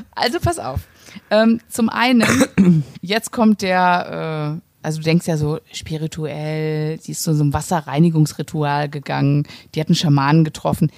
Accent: Cologne, North Rhine-Westphalia, Germany; ich komme ja aus Köln.

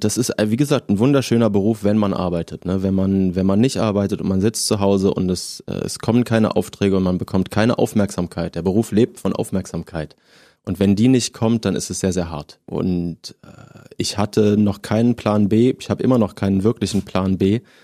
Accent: Southern Germany, Germany; now in Berlin, Germany; Eine aus Süddeutschland, da komme ich her

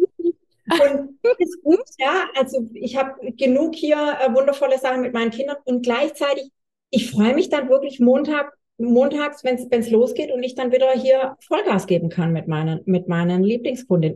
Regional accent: Swabia, Baden-Württemberg, Germany; accent: Swabian; ja ich bin Schwabe, hört man wahrscheinlich

